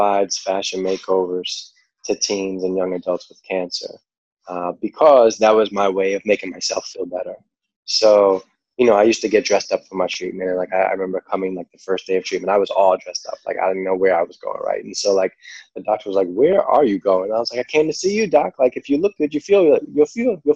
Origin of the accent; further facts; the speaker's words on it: New York, United States; accent: New York; my New York accent